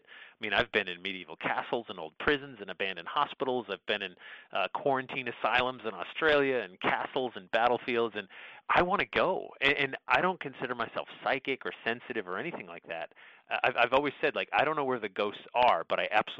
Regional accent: Sandy Hook, Connecticut, United States; I grew up in Sandy Hook, Connecticut, and that was the town next to Monroe, Connecticut.

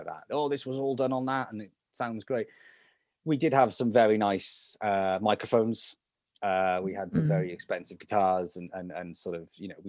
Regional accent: Salisbury, South West England, United Kingdom; We're actually from Salisbury

